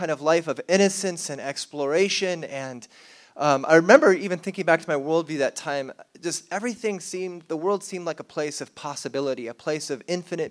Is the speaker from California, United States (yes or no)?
yes; South Orange County, California, United States; I grew up in South Orange County, California